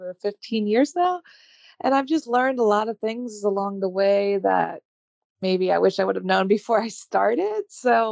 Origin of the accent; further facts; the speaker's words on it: United States; moved away as an adult; now in Paris, France; I am American, but I moved my business abroad to Paris